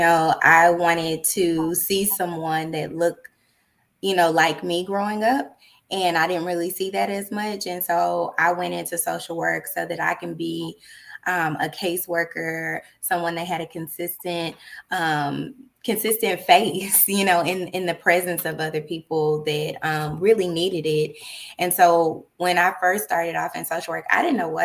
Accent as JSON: {"language": "English", "town": "Dallas", "region": "Texas", "country": "United States", "also_born_or_lived": "Austin, Texas", "said": "I'm originally from Dallas, Texas"}